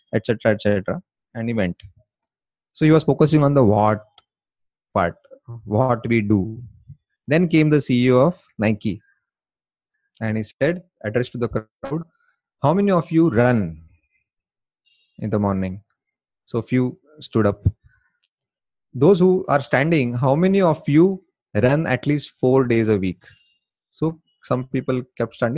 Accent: India; accent: Indian; my Indian accent

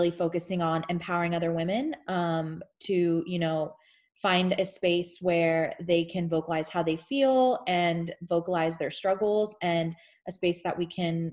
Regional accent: Houston, Texas, United States; I'm from Houston, Texas. Originally born and raised from there

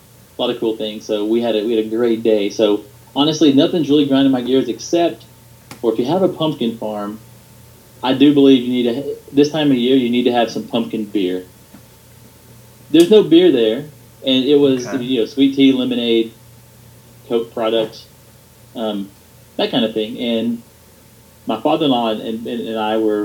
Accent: Georgia, United States; I live in the South, so I'm from Georgia

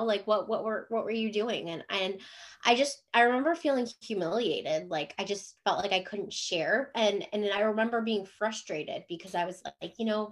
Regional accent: Cleveland, Ohio, United States; moved away as an adult; also born or lived in Jacksonville, Florida / San Diego; now in Chesapeake, United States; We live in Chesapeake, Virginia. So I'm originally from Cleveland, Ohio

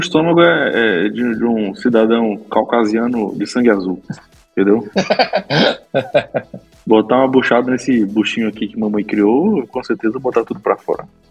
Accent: Northeast Region, Brazil

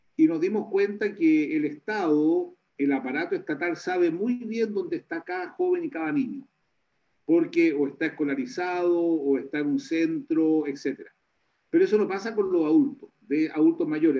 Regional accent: Chile; como chilenos

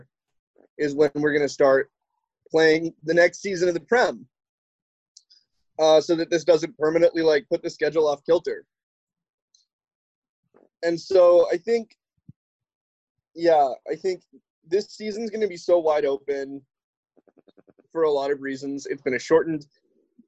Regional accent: United States; I'm not like foreign, I'm an American

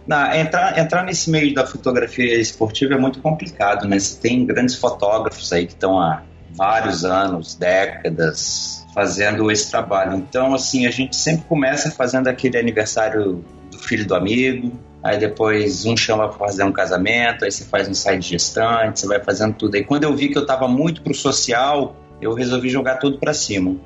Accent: Brasília, Federal District, Brazil; eu tenho 36 anos, nasci em Brasília

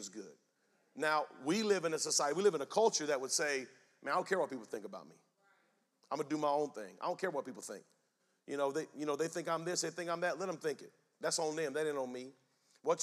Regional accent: Spring Lake, North Carolina, United States; I'm from Spring Lake, North Carolina

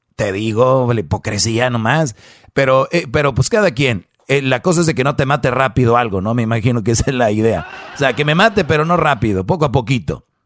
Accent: San Nicolás de los Garza, Nuevo León, Mexico; yo soy de allá de San Nicolás de los Garza

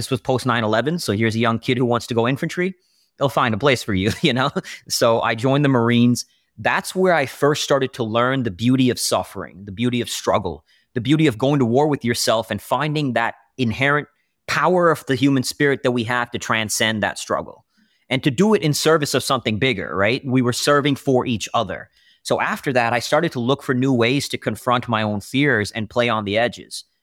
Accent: Austin, Texas, United States; also born or lived in India; I was born in India, moved around a lot, moved to Austin, Texas at 13.

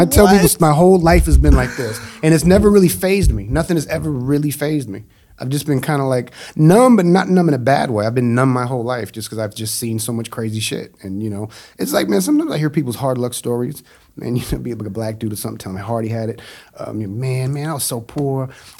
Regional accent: Japan; born there; I was born in Japan just because my brother almost died in Kathmandu, Nepal

